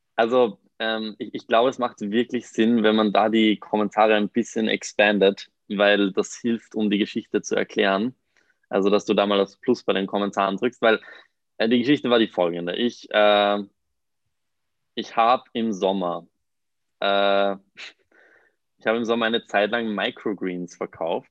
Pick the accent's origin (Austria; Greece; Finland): Austria; Mondsee, Upper Austria; moved away as an adult; now in Vienna, Austria; ich komme eigentlich aus Mondsee, das ist ein kleiner Ort in der Nähe von Salzburg. bin frisch nach Wien gezogen